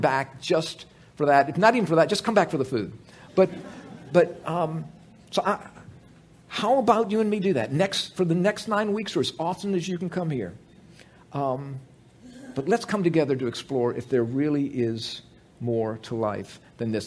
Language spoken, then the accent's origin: English; United States; I grew up in America too